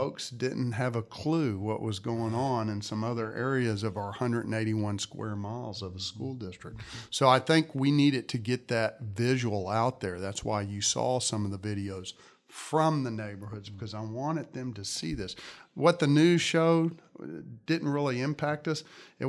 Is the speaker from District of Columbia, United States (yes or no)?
no; Katy, Texas, United States; When I grew up in Katy and graduated Taylor High School in 1983, there were a little less than 10,000 kids in the district.